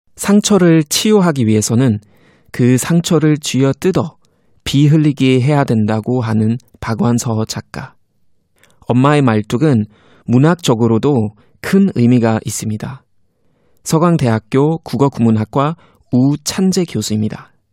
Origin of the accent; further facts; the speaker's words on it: Germany; moved away; 독일에서 온